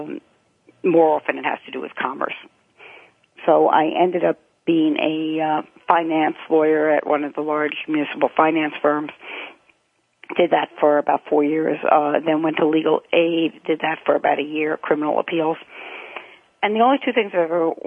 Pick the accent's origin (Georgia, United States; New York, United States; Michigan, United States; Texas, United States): New York, United States; New York City; I grew up in Rego Park